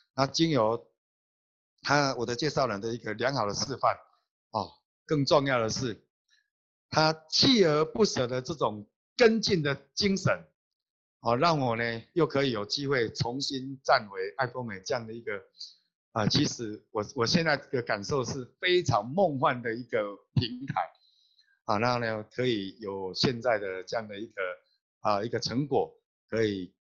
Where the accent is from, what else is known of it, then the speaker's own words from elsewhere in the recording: Taiwan; 我是来自台湾的星光大师